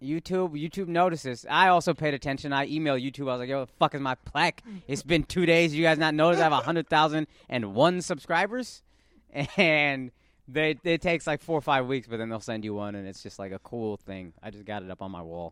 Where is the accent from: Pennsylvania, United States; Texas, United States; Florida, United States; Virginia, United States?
Texas, United States; I'm from Texas